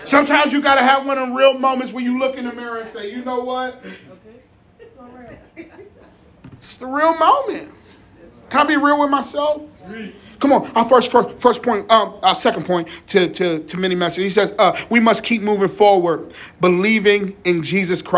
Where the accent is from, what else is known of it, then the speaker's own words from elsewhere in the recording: Jersey City, New Jersey, United States; also born or lived in South Plainfield, New Jersey; I'm from Jersey City, PS41. You know what I'm saying? I'm by the way of South Plainfield